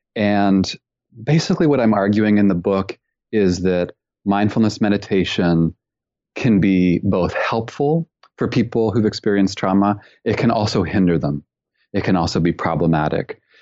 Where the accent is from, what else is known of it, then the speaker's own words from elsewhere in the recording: Canada; also born or lived in British Columbia; I'm originally from Canada.